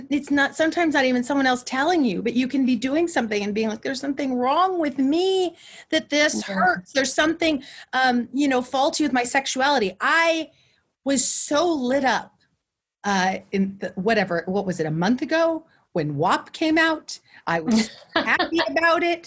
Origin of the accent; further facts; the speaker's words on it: Central Valley, California, United States; I'm from the Central Valley